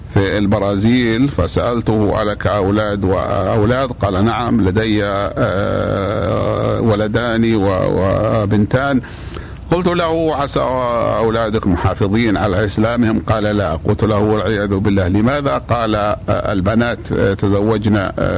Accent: Saudi Arabia; بلادنا السعودية

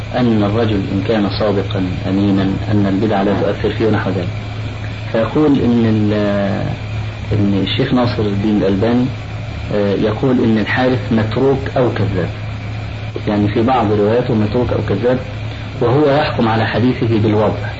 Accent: Egypt; عندنا في مصر

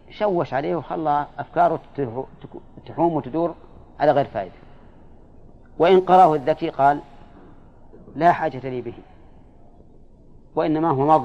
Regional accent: Yemen; عندنا في اليمن يدعونهم من أهل البيت ويأخذون الزكاة ويحاربون

